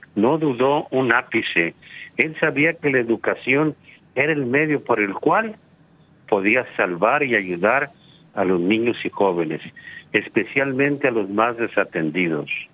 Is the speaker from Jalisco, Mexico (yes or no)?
yes; Guadalajara, Jalisco, Mexico; soy marista desde los cuatro años de edad o sea, desde mi preprimaria marista en Guadalajara, Jalisco, la perla tapatía